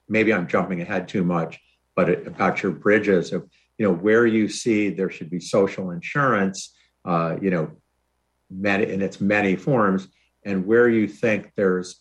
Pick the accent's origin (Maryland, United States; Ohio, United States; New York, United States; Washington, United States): New York, United States; Rochester; I grew up in Rochester, New York